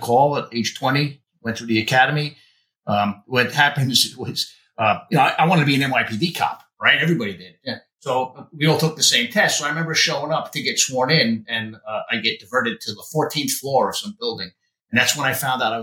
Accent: Yonkers, New York, United States; also born or lived in Bronx, New York; I was raised in Yonkers, not far from the Bronx border. Mostly spent most of my time in the Bronx and Yonkers

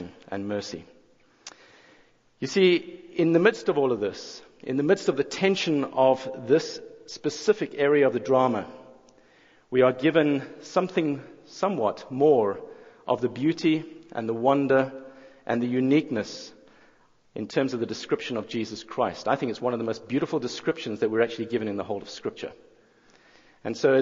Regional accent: South Africa; moved away as an adult; now in Jackson, United States; I'm not originally from around these parts. I think it's the accent that gives it away. But I'm from South Africa

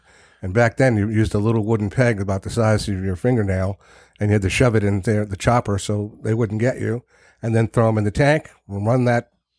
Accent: Providence, Rhode Island, United States; born or raised there; also born or lived in Narragansett, Rhode Island

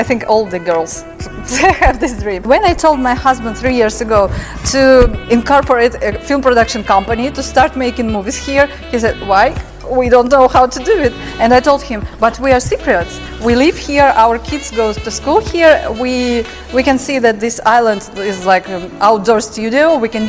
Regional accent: Russia; born there; English is a second language; I was born in Soviet Union, so my parents, they had many restrictions and borders

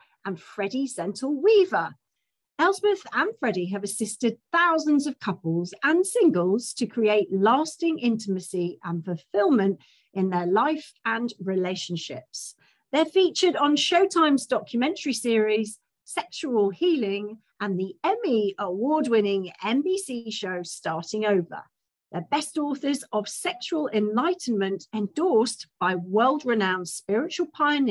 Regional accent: United Kingdom; being British

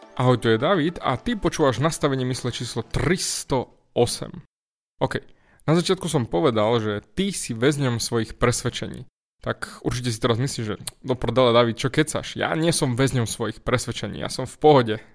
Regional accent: eastern Slovakia, Slovakia; u nás na východe

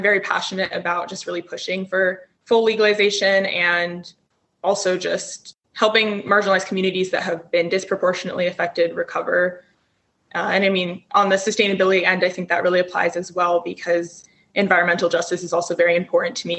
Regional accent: Denver, Colorado, United States; growing up in Colorado and in Denver specifically

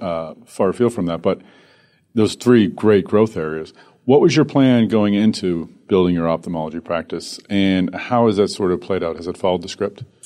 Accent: Boston, Massachusetts, United States; my hometown, Boston.

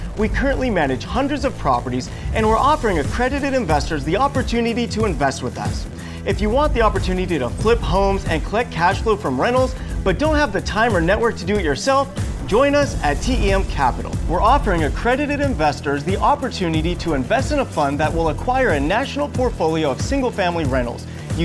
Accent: California, United States; you've watched me flip hundreds of houses in my hometown of Southern California.

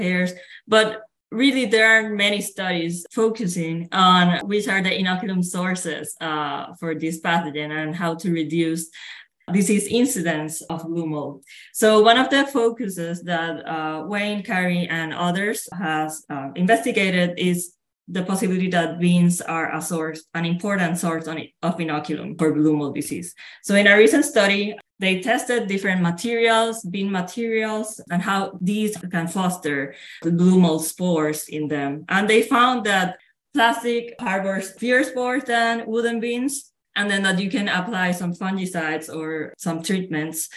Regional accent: Puerto Rico; moved away as an adult; I'm originally from Puerto Rico, which is a tropical island in the Caribbean, and I grew up there.

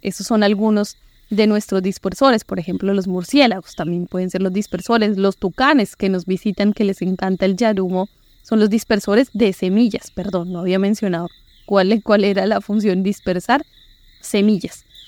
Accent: Bogotá, Colombia; moved away as an adult; now in Florencia, Colombia; como buena rola acostumbrada a los paseos en la sabana de Bogotá

